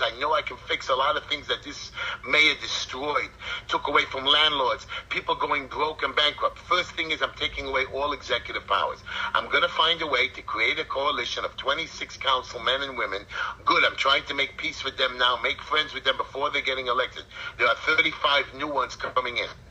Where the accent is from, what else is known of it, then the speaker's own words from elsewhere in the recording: United States; I'm an American, I'm a Jew